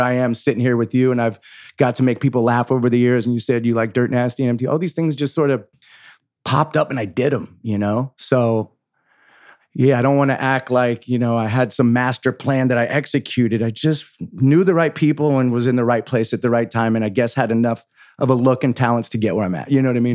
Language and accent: English; San Francisco, California, United States; moved away as an adult; also born or lived in Los Angeles; I grew up in San Francisco with hippie parents